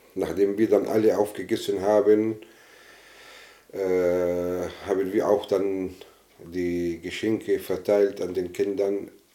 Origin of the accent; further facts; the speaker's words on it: Northern District, Israel; moved away; ich bin äh, katholischer Palästinenser aus Israel. Ich besitze also die israelische Staatsangehörigkeit. Meine Eltern leben in, äh, im Norden Galiläa